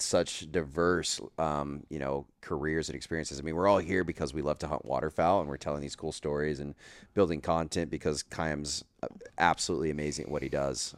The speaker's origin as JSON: {"language": "English", "region": "Northeast Texas", "country": "United States", "tie": "born or raised there", "said": "growing up in Northeast Texas"}